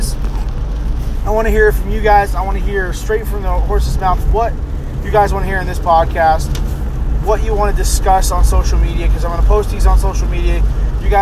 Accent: Middletown, New York, United States; moved away as an adult; now in Huntersville, United States; I am originally from New York, Orange County, New York, Middletown, New York. I lived there for pretty much my whole life until 2.5 years ago when I moved down here

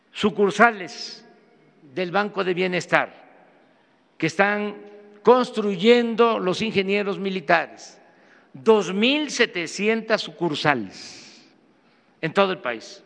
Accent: Mexico; lo que somos los mexicanos

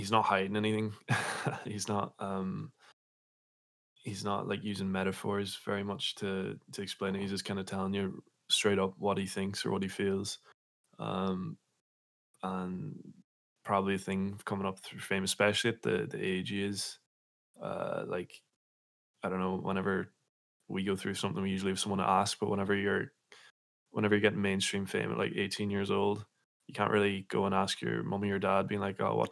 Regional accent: Letterkenny, Ulster, Ireland; growing up in Letterkenny

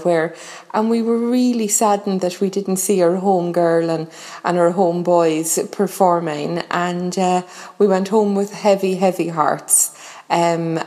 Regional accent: Limerick, Munster, Ireland; I'm from Limerick

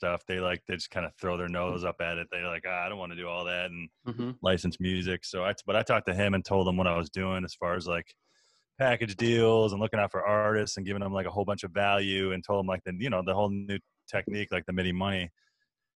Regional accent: Chicago, Illinois, United States; I'm from Chicago

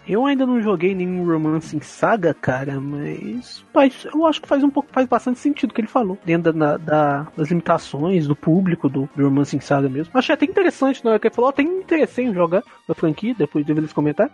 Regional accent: Minas Gerais, Brazil; accent: mineiro; Sotaque mineiro? Eu acho que eu não falo muito uai

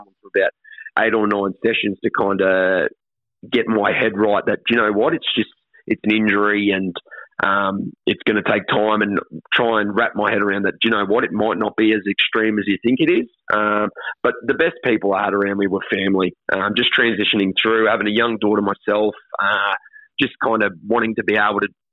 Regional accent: Sunshine Coast, Queensland, Australia; also born or lived in Ipswich, Queensland; grew up as a Sunny Coast junior when I moved up here when I was 12 from Ipswich

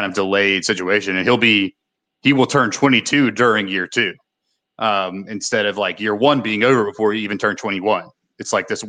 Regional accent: Mississippi, United States; I live in Olive Branch. And I talk about Memphis as if it's my home, but really I'm from Mississippi

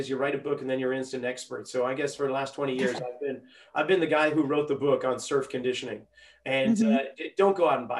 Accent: New England, United States; now in Santa Cruz, United States; when we were growing up in New England

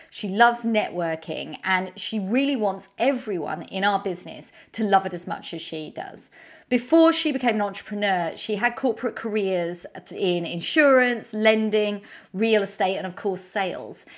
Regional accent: United Kingdom; accent: British; my British accent

